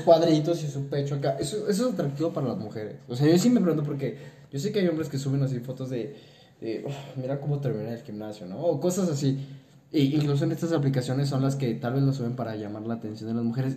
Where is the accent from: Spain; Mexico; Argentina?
Mexico; somos mexicanos